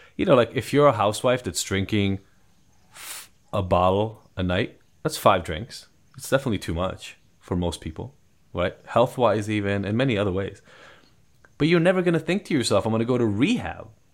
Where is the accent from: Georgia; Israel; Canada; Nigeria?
Israel; English is a second language; now in United States; I'm from Israel originally, so I am a first generation, um, immigrant to the States